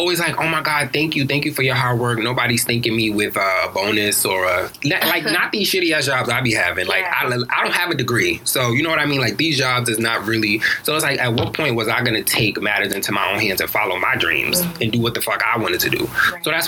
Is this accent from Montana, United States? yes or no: no; New York City, New York, United States; moved away as an adult; now in Atlanta, United States; from Harlem, New York. I live in Atlanta now, though, but I'm really from Harlem. Like, that's my core